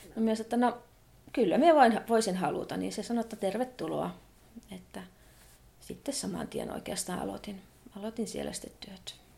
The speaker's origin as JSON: {"language": "Finnish", "town": "Muonio", "region": "Lapland", "country": "Finland", "tie": "born or raised there", "said": "Minä olen itse siitä keskustasta kotoisin, niin siinä meidän kotipaikassa asuttiin."}